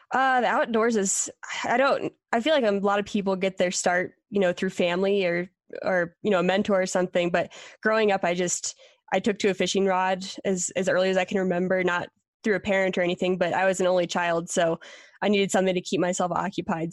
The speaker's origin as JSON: {"language": "English", "region": "Pennsylvania", "country": "United States", "also_born_or_lived": "Colorado", "moved": "as an adult", "said": "I was from Pennsylvania"}